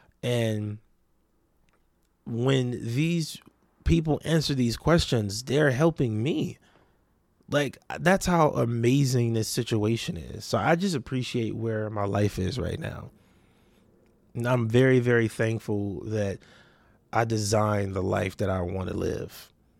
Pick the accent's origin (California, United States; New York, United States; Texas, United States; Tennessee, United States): California, United States; Compton; also born or lived in Watts / Long Beach; And I grew up in Compton, Watts, Long Beach.